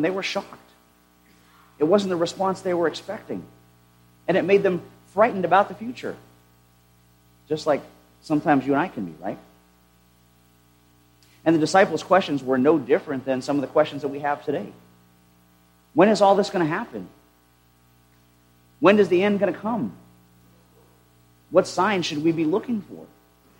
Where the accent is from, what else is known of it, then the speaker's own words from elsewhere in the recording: United States; as Christians having been born and raised in the United States